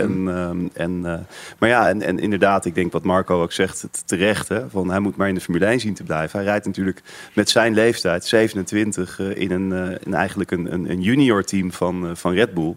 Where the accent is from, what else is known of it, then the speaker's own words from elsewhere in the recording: Netherlands; als Nederlander